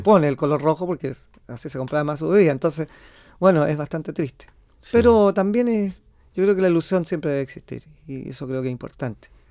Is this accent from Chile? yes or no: yes; Quillota, Valparaíso, Chile; moved away as an adult; now in Santiago, Chile; yo soy de Quillota, yo nací en Quillota y, desde niño